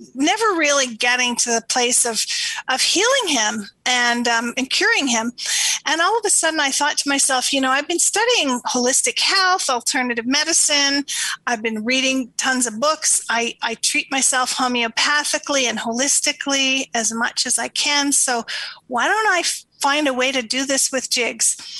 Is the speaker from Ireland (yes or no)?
no; Canada; moved away as an adult; also born or lived in Toronto; now in Sedona, United States; I'm Canadian